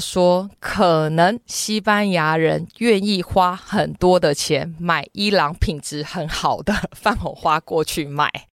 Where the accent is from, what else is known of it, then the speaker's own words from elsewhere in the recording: Taiwan; 我从台湾来的